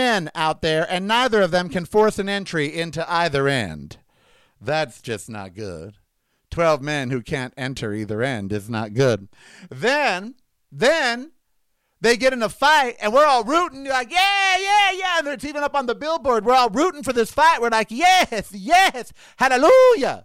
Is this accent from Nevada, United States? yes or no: yes; Las Vegas, Nevada, United States; we are in my hometown of Las Vegas, Nevada.